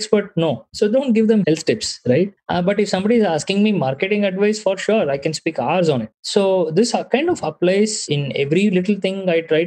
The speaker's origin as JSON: {"language": "English", "town": "Bangalore", "region": "Karnataka", "country": "India", "tie": "born or raised there", "said": "I was born and raised in Bangalore"}